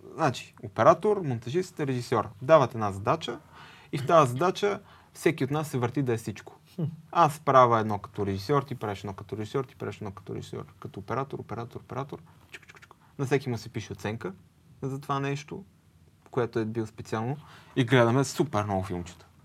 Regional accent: Sofia, Sofia City, Bulgaria; Аз съм от София.

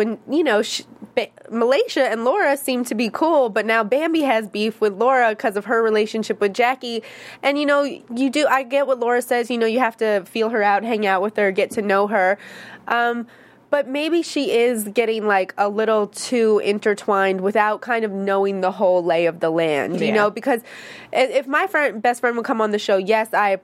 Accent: upstate New York, United States; also born or lived in Harlem, New York; I'm from, like, a small town in upstate New York

